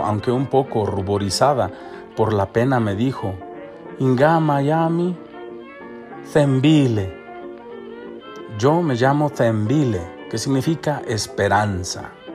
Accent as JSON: {"language": "Spanish", "country": "Mexico", "moved": "yes", "said": "vengo de México"}